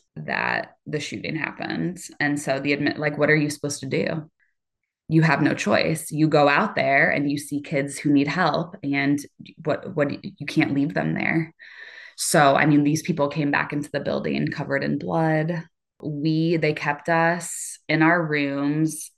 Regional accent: Cedar Rapids, Iowa, United States; I am from Cedar Rapids, Iowa

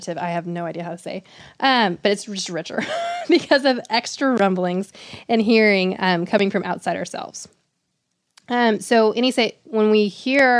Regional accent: the South, United States; born or raised there; also born or lived in Chicago

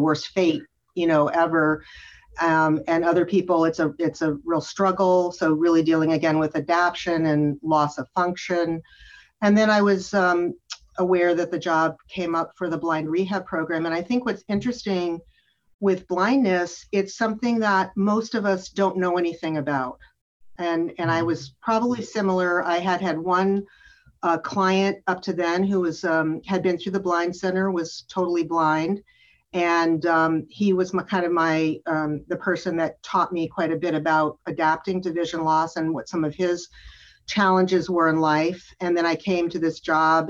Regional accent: California, United States; also born or lived in Utah; I'm originally from California.

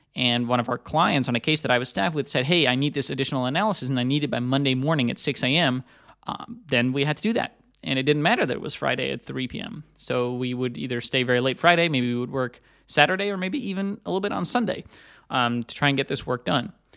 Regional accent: Netherlands; moved away as an adult; also born or lived in United States; I'm originally from Europe. I also, I'm, I'm from the Netherlands. I, I live in Amsterdam again these days after having lived in the U S for a long time.

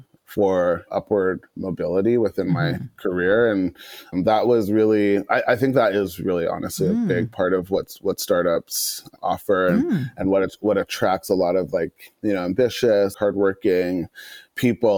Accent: Toronto, Ontario, Canada; moved away as an adult; also born or lived in London, Ontario; now in Vancouver, Canada; I was born in Scarborough and spent half of my childhood in Scarborough, the other half in another suburb in Ontario

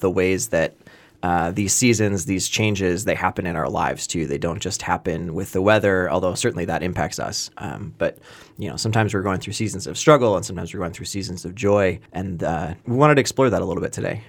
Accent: Wisconsin, United States; I grew up in Wisconsin

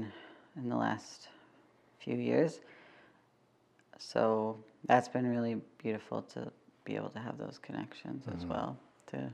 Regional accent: Calgary, Alberta, Canada; I was born and raised in Mokensis, Treaty 7. I still live here

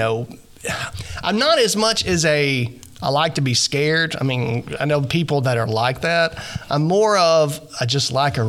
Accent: Arkansas, United States; I'm from Falk, Arkansas to Junction City. When people ask me where I work, I tell them L.A., Lower Arkansas.

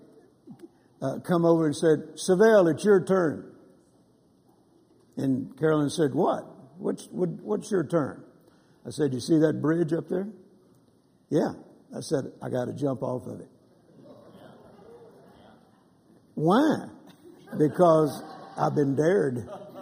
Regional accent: Louisiana, United States; also born or lived in Mississippi; now in Texas, United States; I was born in Mississippi and grew up in Louisiana and then got hit to Texas just as fast as I could

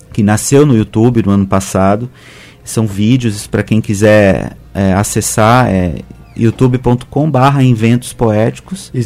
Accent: Belo Horizonte, Minas Gerais, Brazil; Eu sou mineiro, de Belo Horizonte

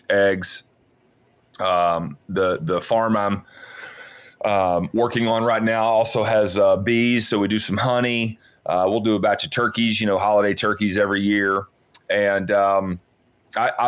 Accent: Athens, Tennessee, United States; moved away as an adult; also born or lived in Atlanta, Georgia; I'm a native Tennessean, born and raised in East Tennessee, little town called Athens.

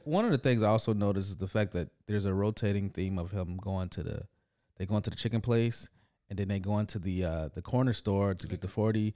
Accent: Detroit, Michigan, United States; now in Toronto, Canada; growing up in Detroit

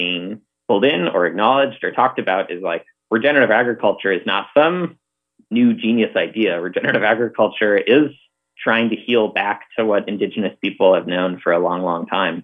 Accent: Northfield, Minnesota, United States; moved away; So I grew up in Northfield, Minnesota, which is a small college town about 45 minutes south of the Twin Cities.

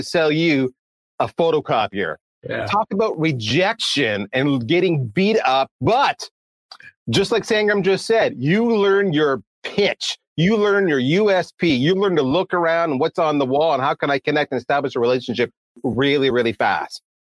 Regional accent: Canada; I am Canadian

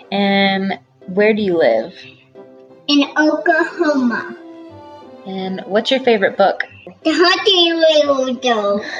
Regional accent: Ireland; I'm from Ireland. I'm 10 years

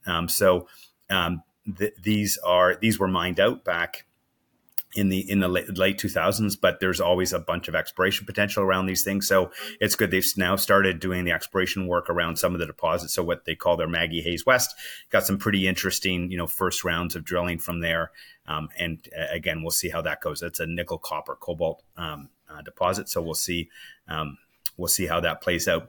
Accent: Canada; as a Canadian

